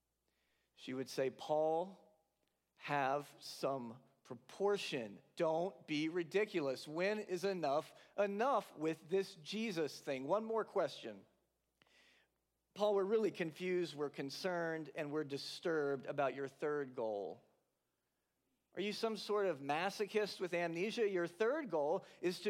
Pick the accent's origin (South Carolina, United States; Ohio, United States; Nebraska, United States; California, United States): South Carolina, United States; moved away as an adult; also born or lived in Latham, New York; now in New York, United States; I'm from South Carolina, so I've always been a couple-hour drive at most, depending on where I lived, from the coast